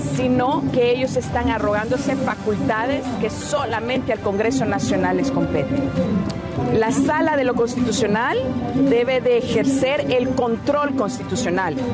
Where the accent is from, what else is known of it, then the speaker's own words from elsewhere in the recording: Honduras; como pueblo hondureño